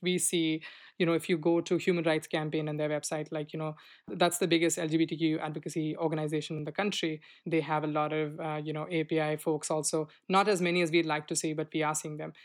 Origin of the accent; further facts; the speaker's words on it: Delhi, India; moved away as an adult; now in United States; when I came from India